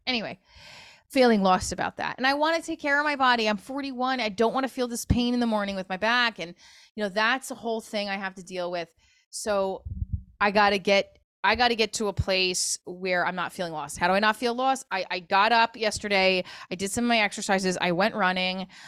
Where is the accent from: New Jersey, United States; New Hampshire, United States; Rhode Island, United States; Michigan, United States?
New Jersey, United States; also born or lived in New York; I'm from Jersey, I'm from New York.